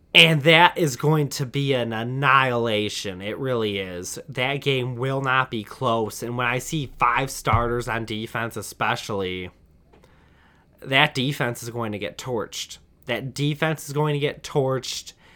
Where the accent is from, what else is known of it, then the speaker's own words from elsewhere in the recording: Michigan, United States; I'm from Michigan, and unfortunately have grown up rooting for Michigan